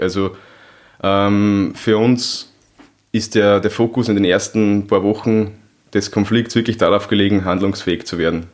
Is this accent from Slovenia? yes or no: no; Upper Austria, Austria; Ich komme aus Oberösterreich